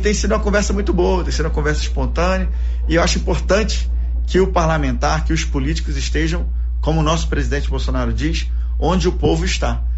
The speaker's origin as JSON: {"language": "Portuguese", "region": "Rio de Janeiro", "country": "Brazil", "tie": "born or raised there", "also_born_or_lived": "Salvador, Bahia / Goiânia, Goiás / Luziânia, Goiás", "moved": "as an adult", "lives_now": "Goiás, Brazil", "said": "eu fui criado no Rio, mas em 2003 eu vim para cá"}